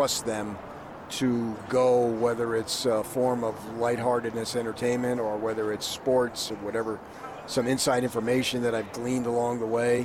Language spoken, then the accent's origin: English; Northeast, United States; moved away; I was born in the Northeast